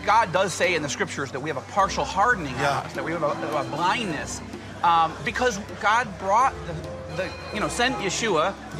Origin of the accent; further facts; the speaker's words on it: Syracuse, New York, United States; now in Israel; I was born in the United States. In upstate New York, Syracuse, and I grew up in the States. My father was Orthodox Jewish